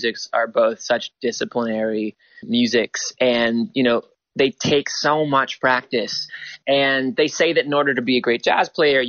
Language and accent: English; Toronto, Ontario, Canada; also born or lived in New York; growing up in Toronto